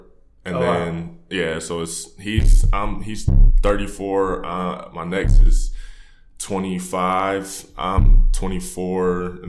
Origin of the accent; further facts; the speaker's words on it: Canton, Ohio, United States; moved away as an adult; I born and raised in Canton, Ohio, which is, you know, the Hall of Fame city for football.